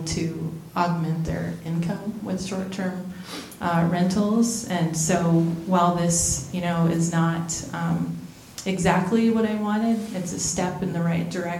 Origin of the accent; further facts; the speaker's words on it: Astoria, Oregon, United States; I'm from Astoria and I've seen a lot of changes in Astoria over the last couple of decades